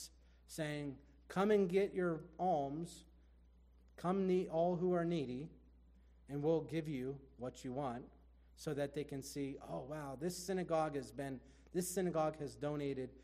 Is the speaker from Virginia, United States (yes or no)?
no; Erie, Pennsylvania, United States; I'm from Erie